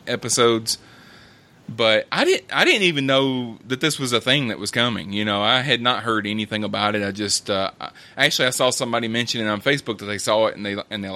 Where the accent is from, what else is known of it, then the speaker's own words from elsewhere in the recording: Alabama, United States; I'm from Alabama. I'm from Alabama